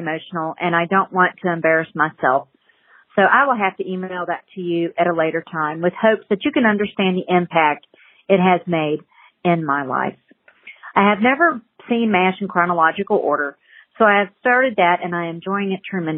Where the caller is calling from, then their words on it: Albuquerque, New Mexico, United States; I'm calling from Albuquerque, New Mexico.